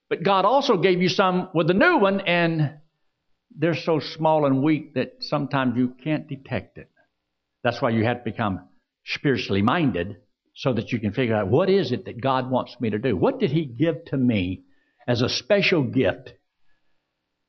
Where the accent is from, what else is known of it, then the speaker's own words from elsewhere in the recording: Georgia, United States; also born or lived in Pennsylvania; I was just a little brat there in Georgia. Now, I was born in Pennsylvania. That's how I got my nickname, …. Later, my dad moved down to Georgia